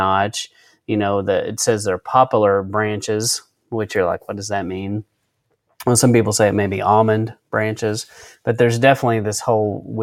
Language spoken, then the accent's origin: English; West Texas, United States; I grew up out in West Texas